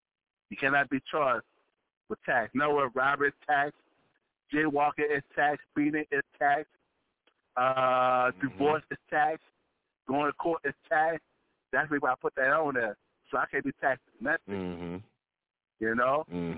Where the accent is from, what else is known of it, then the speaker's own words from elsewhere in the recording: New Orleans, Louisiana, United States; now in Louisville, United States; I'm next from New Orleans. Uh-huh. You know, from New Orleans, I live in Louisville, Texas now.